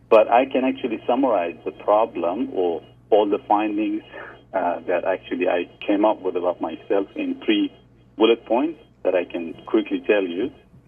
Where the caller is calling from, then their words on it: New Zealand; I'm 37 years old. I'm calling from New Zealand.